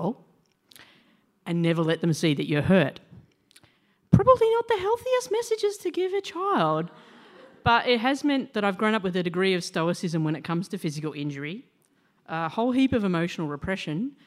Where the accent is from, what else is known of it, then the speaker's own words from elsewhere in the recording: Cessnock, New South Wales, Australia; I grew up in Cessnock, in a pub, and I went to Catholic